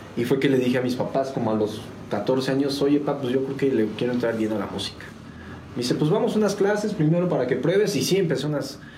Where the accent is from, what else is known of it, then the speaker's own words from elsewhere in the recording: San Juan del Río, Querétaro, Mexico; also born or lived in Mexico City; nacido en la Ciudad de México, pero a los días me vine para San Juan del Río